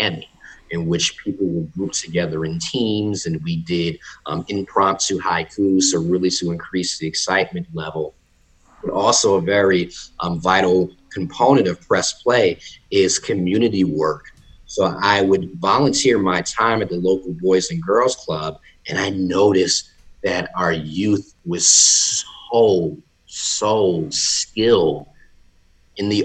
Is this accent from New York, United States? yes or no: no; Jersey City, New Jersey, United States; now in North Carolina, United States; I'm originally from Jersey City, New Jersey. Shout out to the 201. And I relocated to North Carolina in 2009